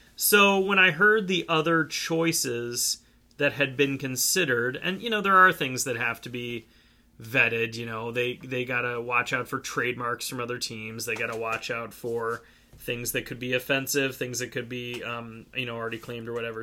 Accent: Cleveland, Ohio, United States; my hometown baseball team, the Cleveland Indians

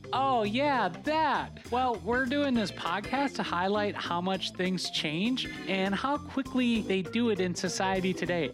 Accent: Minnesota, United States; We're both from Minnesota. We grew up pretty close to each other

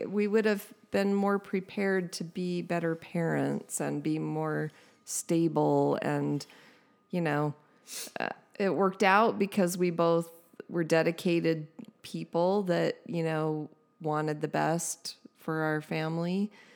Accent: San Diego, California, United States; born or raised there

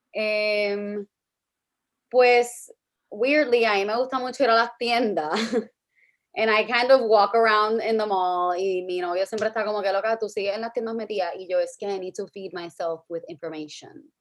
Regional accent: Guaynabo, Puerto Rico; now in San Juan, Puerto Rico; yo soy de Guaynabo, ahora mismo eh, vivo en San Juan.

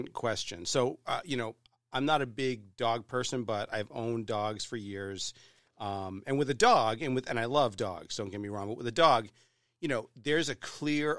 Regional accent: New Hampshire, United States; I grew up in New Hampshire

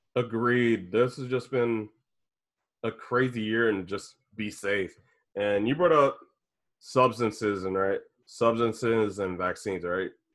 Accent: Indianapolis, Indiana, United States; I'm from Indy

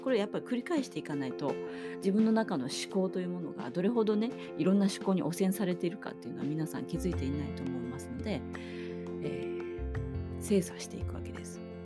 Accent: Hokkaido, Japan; 私も北海道出身です

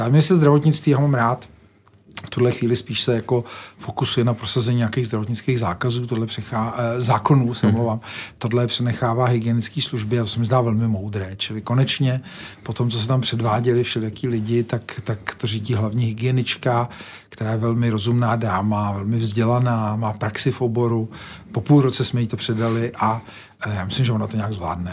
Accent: Czechia

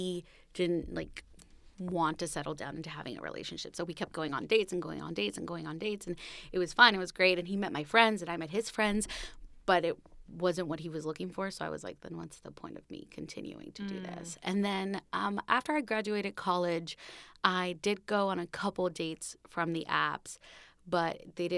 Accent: Puerto Rico; moved away as an adult; now in New York, United States; I was born and raised in Puerto Rico. I moved to the city 6 years ago for college.

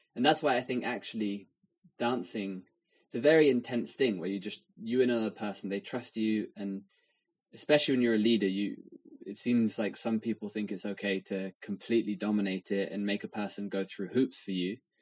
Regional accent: England, United Kingdom; someone who's grown up in England

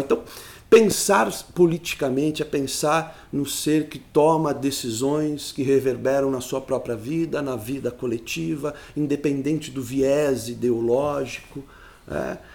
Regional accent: Sarapuí, São Paulo, Brazil; Eu sou da cidade de Sarapuí

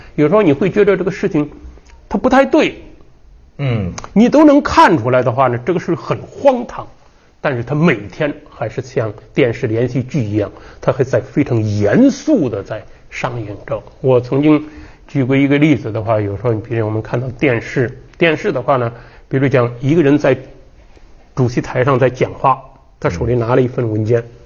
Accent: Henan, China; 广美祖上的话呢，也是我们河南人

